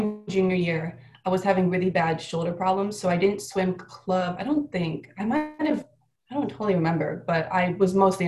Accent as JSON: {"language": "English", "region": "Illinois", "country": "United States", "moved": "as an adult", "lives_now": "Miami, United States", "said": "we're both backstrokers from Illinois"}